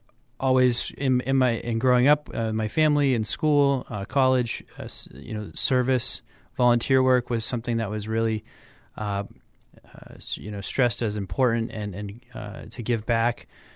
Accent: Goffstown, New Hampshire, United States; So I grew up in Goffstown, but I went to school here in Manchester.

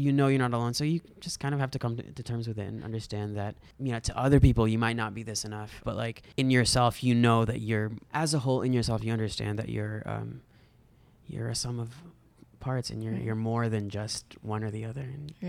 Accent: United States; moved away as an adult; also born or lived in Agusan del Norte, Philippines; now in Manila, Philippines; growing up in the States and being so removed from Filipino culture for a long time, because in my high school, like, me and my brother were the only Filipino kids in the school. And there were no Filipino neighbors. There were no Filipino anything.

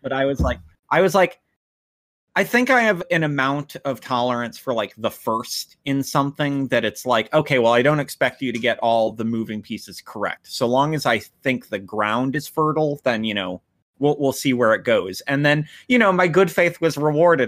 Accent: United States; I'm the American

